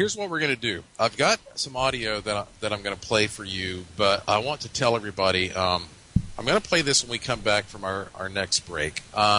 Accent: Asheville, North Carolina, United States; growing up in Asheville

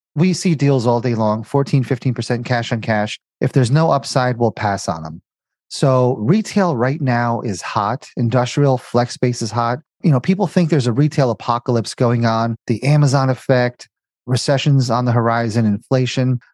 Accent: New Jersey, United States; moved away as an adult; also born or lived in Indiana / Cincinnati; born and raised in Jersey, went to school in Indiana, got a job in Cincinnati

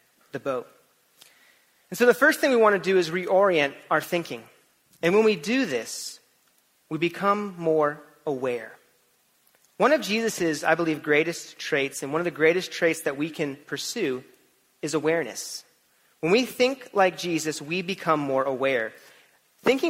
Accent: California, United States; moved away; also born or lived in Florida; when I was in elementary school and middle school, I grew up in California

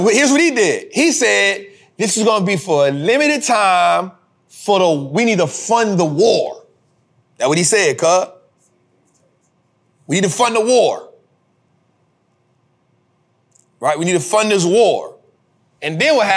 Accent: United States; I'm an American. I live here

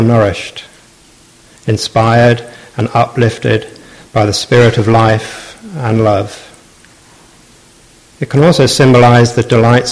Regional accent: Southampton, South East England, United Kingdom; I've been a lifelong die-hard fan of my hometown club, Southampton.

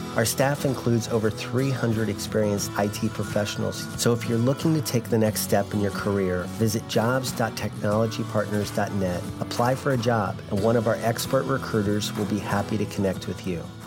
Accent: Iraq; moved away; We grew up in Iraq

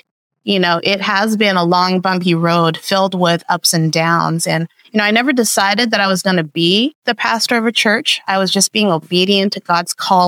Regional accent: Vancouver, British Columbia, Canada; moved away as an adult; also born or lived in Busan, South Korea / Seattle, Washington; now in Riverside, United States; I was born in Busan, South Korea, to Buddhist parents. And we immigrated to Vancouver, Canada

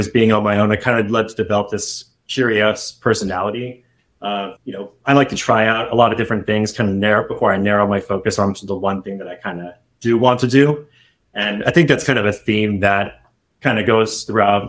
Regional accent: San Diego, California, United States; now in Bay Area, United States; I originally grew up and born and raised in San Diego.

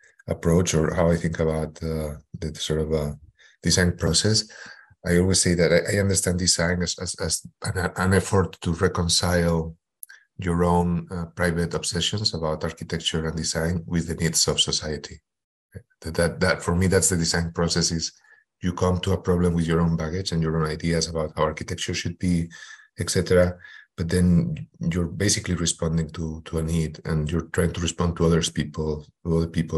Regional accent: Madrid, Community of Madrid, Spain; moved away as an adult; also born or lived in Houston, United States; I am originally from Madrid, Spain

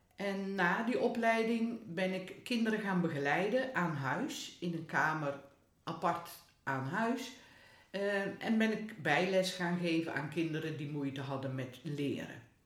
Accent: Hedel, Gelderland, Netherlands; Waar ik vandaan kom.

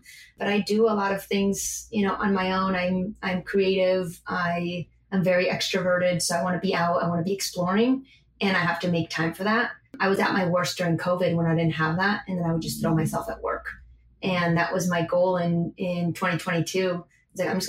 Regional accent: Madrid, Community of Madrid, Spain; now in Buenos Aires, Argentina; I grew up in Madrid and I want to be here.

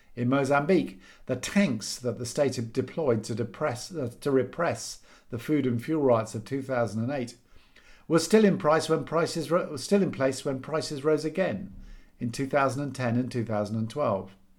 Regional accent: United Kingdom; back to being British and depressed

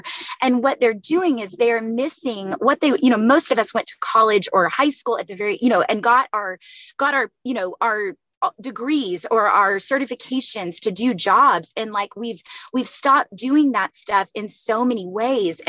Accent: Texas, United States; now in San Diego, United States; I'm from the South. And so in Texas

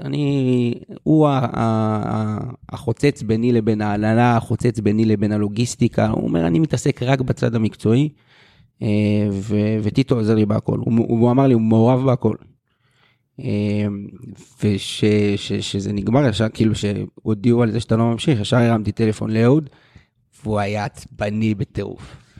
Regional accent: Nahariya, Northern District, Israel; also born or lived in Kiryat Bialik; גדלתי בהפועל נהריה, אבל באיזשהו שלב עברתי למכבי ביאליק

